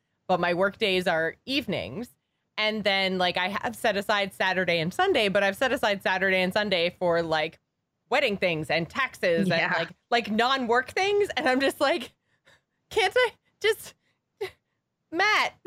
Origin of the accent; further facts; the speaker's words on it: Canada; we're Canadian